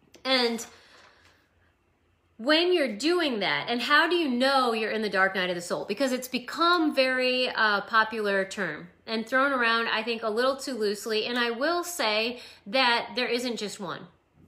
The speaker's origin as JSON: {"language": "English", "region": "Idaho", "country": "United States", "said": "I used to be an Idahoan, and now I'm a Californian."}